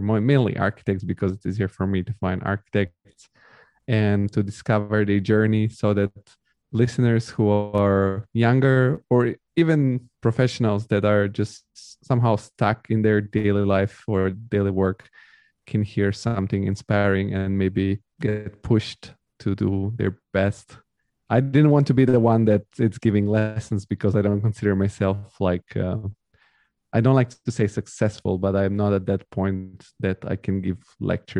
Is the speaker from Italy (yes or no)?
yes; Italy; also born or lived in Bulgaria; now in Germany; I grew up in Italy